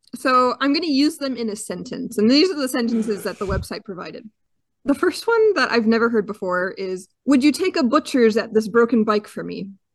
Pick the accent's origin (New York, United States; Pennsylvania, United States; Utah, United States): Utah, United States; I'm from Utah, where we're known for our mountains